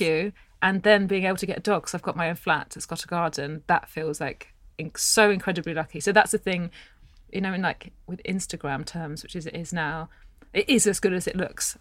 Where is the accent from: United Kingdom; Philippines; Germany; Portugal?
United Kingdom; England; I was born in England